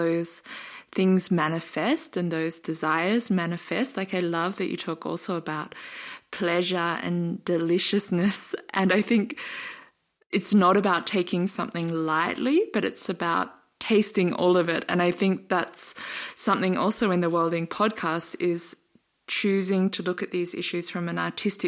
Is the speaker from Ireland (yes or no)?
no; Australia; I'm Australian and a white Australian